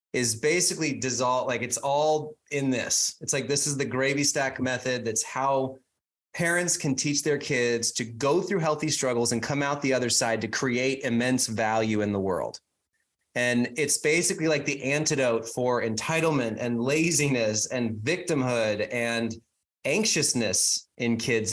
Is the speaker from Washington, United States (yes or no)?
yes; Whidbey Island, north of Seattle, Washington, United States; now in Phoenix, United States; I grew up about 20 miles from the Canadian border